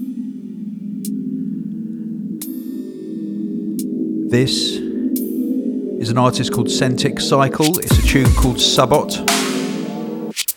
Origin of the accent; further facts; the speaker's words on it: United Kingdom; I'm British.